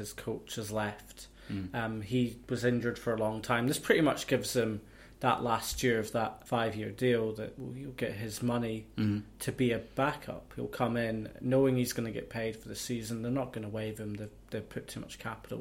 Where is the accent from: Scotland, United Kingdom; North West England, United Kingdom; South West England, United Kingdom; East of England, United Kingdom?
Scotland, United Kingdom; moved away as an adult; now in New Zealand; I'm Scottish.